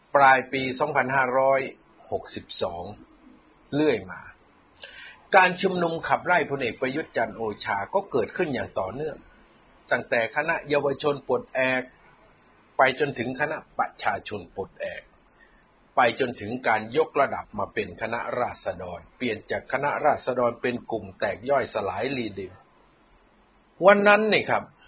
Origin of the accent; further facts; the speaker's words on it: Thailand; เราคนไทย